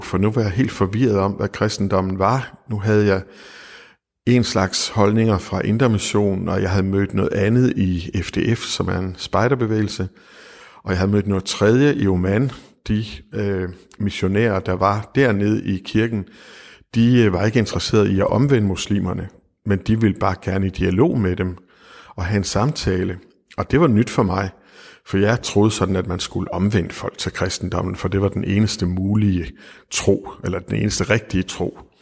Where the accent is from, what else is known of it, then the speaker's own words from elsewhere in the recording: West Jutland, Central Denmark Region, Denmark; moved away; da jeg var ung og boede i Vestjylland